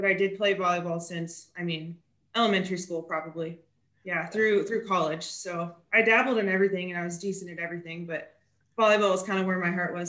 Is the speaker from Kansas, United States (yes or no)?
yes; Kansas, United States; moved away as an adult; also born or lived in Iowa; now in Tennessee, United States; I grew up in Kansas, but I lived in Iowa for about 5 years before moving down here to Tennessee.